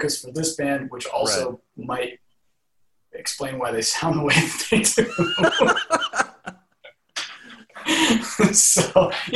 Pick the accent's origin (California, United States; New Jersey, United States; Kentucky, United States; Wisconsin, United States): California, United States; the Bay Area; growing up in the Bay